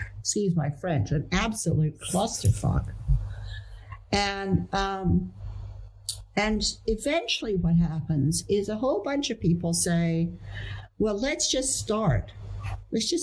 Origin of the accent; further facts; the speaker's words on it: Netherlands; I grew up in the Netherlands